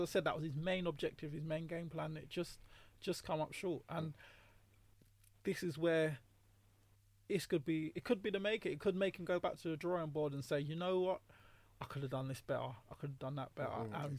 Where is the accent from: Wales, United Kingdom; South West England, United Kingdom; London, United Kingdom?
London, United Kingdom; Obviously, I'm from South.